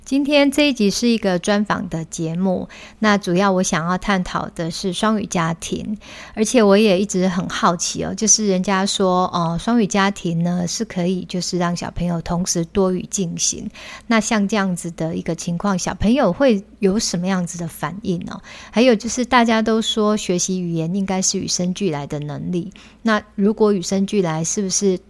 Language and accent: Chinese; Taiwan; first language Chinese; 现在在台湾，当然我们的母语是中文嘛，那我们又会在学校学习英语